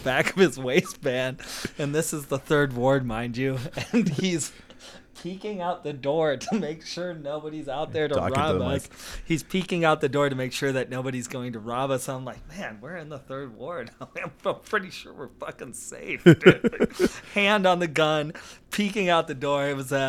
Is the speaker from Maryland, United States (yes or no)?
no; California, United States; So growing up, I grew up in the Valley, basically, in the 80s.